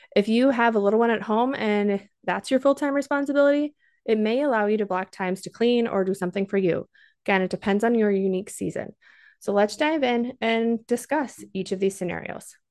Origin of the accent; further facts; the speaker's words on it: Minnesota, United States; I'm also from Minnesota, so every once in a while, if you hear that accent, you know where it's coming from.